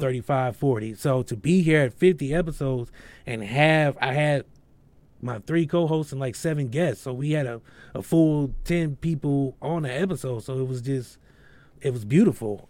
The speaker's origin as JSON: {"language": "English", "town": "Akron", "region": "Ohio", "country": "United States", "said": "I'm from Akron, Ohio, so I have a lot of Akron artists"}